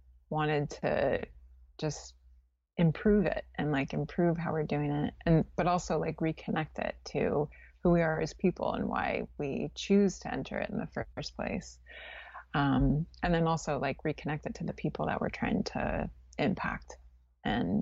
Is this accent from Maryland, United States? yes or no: no; California, United States; moved away as an adult; also born or lived in New Orleans; I grew up in California